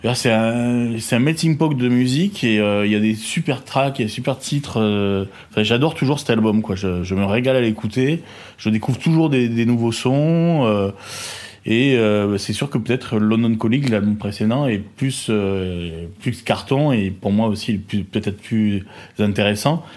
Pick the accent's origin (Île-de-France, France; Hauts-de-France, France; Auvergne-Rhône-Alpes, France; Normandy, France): Île-de-France, France; Paris; also born or lived in Marseille; je suis né à Marseille, mais j'ai vécu mes premières années sur Paris